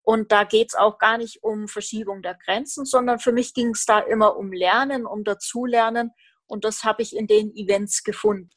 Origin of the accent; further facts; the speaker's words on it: Roth, Bavaria, Germany; Ich komme aus Roth